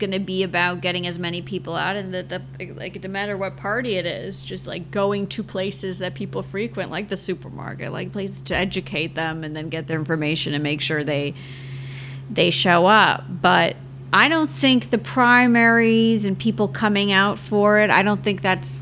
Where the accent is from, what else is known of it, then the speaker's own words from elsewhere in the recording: Providence, Rhode Island, United States; also born or lived in New York City; now in Florida, United States; I'm originally from Providence, Rhode Island, and I was home there